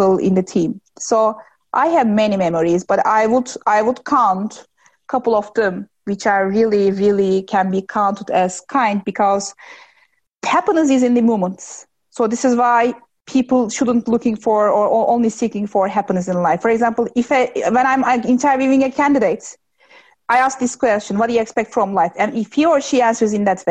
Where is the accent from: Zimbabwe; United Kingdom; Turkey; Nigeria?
Turkey; my hometown is 2 hours in the distance to Istanbul